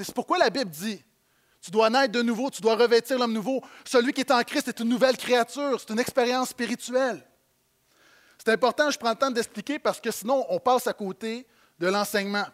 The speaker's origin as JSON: {"language": "French", "region": "Quebec", "country": "Canada", "said": "en tant que Québécois de banlieue"}